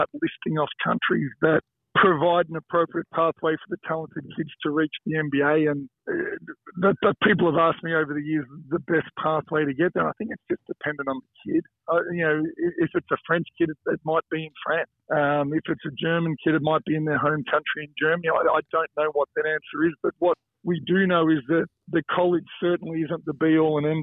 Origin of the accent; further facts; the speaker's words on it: Footscray, Victoria, Australia; I grew up in Footscray